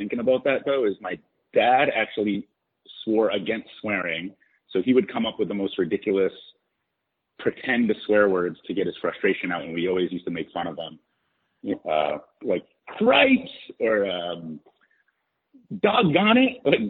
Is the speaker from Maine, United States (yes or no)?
yes; Portland, Maine, United States; I grew up in Portland, Maine